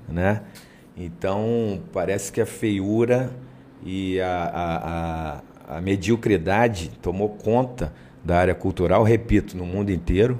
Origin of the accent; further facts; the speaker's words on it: Duque de Caxias, Rio de Janeiro, Brazil; moved away as an adult; also born or lived in Ilha do Governador, Rio de Janeiro; eu sou da Baixada, eu sou de Caxias, sou de Duque de Caxias.